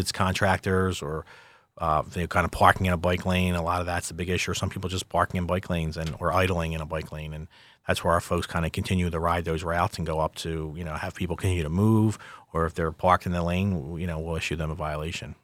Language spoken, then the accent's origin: English; Philadelphia, Pennsylvania, United States; I'm from Philadelphia